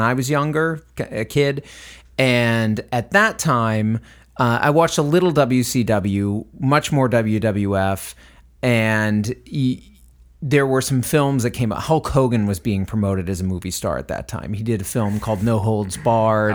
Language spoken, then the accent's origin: English; Northeast, United States; now in South Texas, United States; I'm from the Northeast